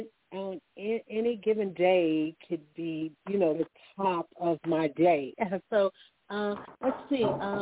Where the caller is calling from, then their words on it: Alabama, United States; I'm calling from Alabama